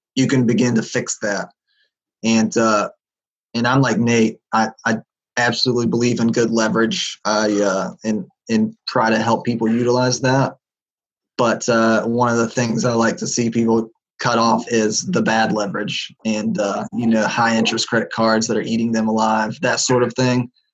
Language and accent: English; West Virginia, United States; I'm from West Virginia, which is a pretty poor state out uh, here on the East Coast